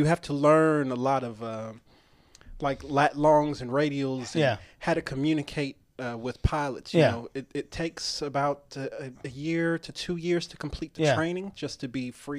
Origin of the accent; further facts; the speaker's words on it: Albuquerque, New Mexico, United States; Albuquerque, New Mexico.